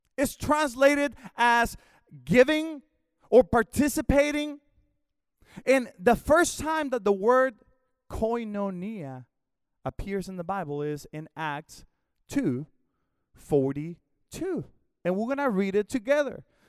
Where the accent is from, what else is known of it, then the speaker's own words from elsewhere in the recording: Mexico; moved away as an adult; also born or lived in Houston, Texas / Northwest Arkansas; I was born in Mexico, but about, uh, seventeen, eighteen years ago, the Lord called us to come to the States